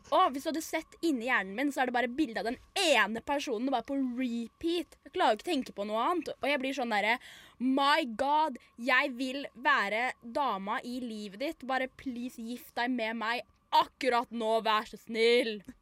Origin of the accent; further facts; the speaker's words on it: Norway; jeg er norsk